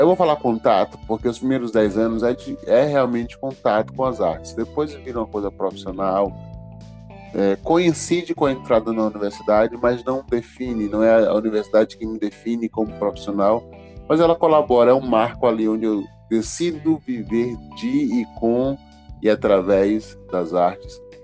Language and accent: Portuguese; Alagoinhas, Bahia, Brazil; also born or lived in São Paulo; eu passo minha infância, adolescência em Alagoinhas